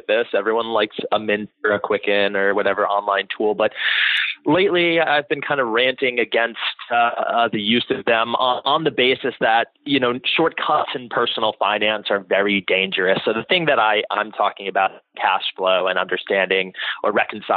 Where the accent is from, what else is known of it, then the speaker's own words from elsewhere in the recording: Florida, United States; I did well in high school, and I'm from Florida